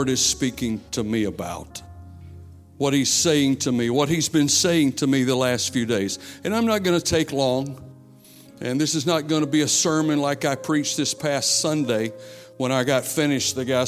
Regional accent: South Carolina, United States; moved away; I'm from South Carolina, where Pastor Allen is. We grew up together, going to youth camp together

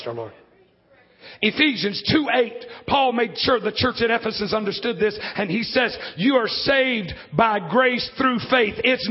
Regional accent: Alabama, United States; I'm from Alabama

